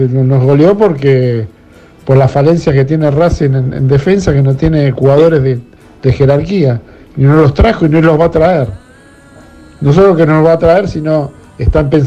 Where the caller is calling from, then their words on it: Caballito, Buenos Aires, Argentina; Buenas noches … de Caballito, escuchándolo sobre el partido